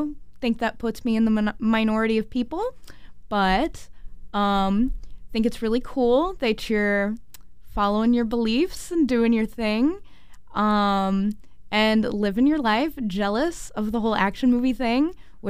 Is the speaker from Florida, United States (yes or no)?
no; near Caseyville, Illinois, United States; moved away; near my hometown.